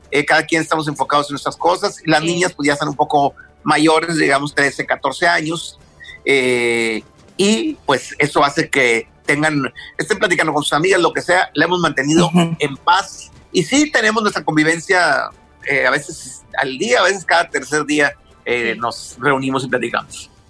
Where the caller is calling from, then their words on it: Whittier, California, United States; de Whittier y me gustaría comentar